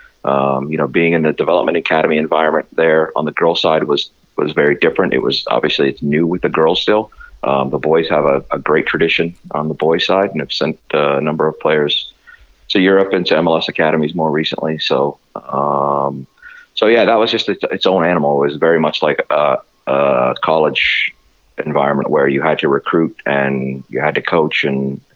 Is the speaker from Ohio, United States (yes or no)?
yes; Youngstown, Ohio, United States; moved away as an adult; also born or lived in Fort Wayne, Indiana; now in Minneapolis, United States; I spent 31 years in my hometown of Youngstown, Ohio